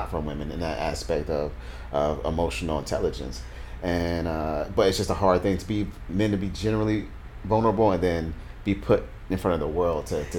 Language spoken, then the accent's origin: English; the South, United States; moved away; I know I'm from the South, and I kind of moved away.